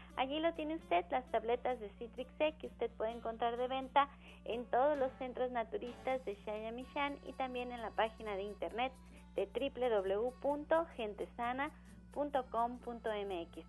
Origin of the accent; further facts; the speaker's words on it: Mexico; todos somos mexicanos